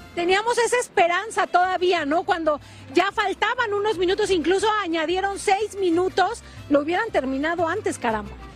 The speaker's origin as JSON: {"language": "Spanish", "country": "Mexico", "said": "somos mexicanos por acá"}